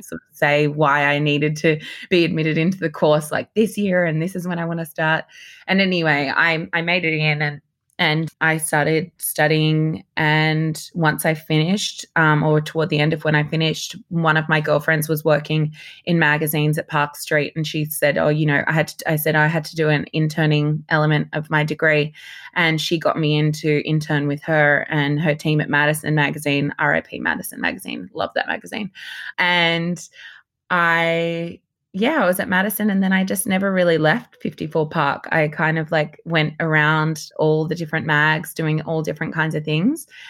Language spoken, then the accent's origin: English; Sydney, New South Wales, Australia; moved away as an adult; also born or lived in Papua New Guinea / New York / London / Los Angeles; growing up in Sydney as a young girl, I can definitely see, like, when I look back at pictures, you know, I grew up in Southlandshire